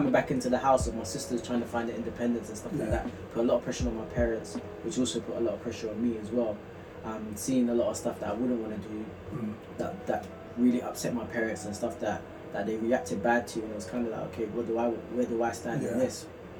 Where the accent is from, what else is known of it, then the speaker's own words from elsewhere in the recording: London, United Kingdom; I grew up not too far from there, actually. I grew up in South Norwood, like primary school, South Norwood. I went to a Croydon school.